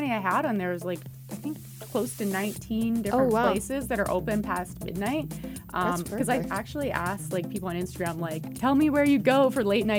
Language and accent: English; rural Alberta, Canada; I was not born in Calgary, but I was born in rural Alberta. It was actually a small town.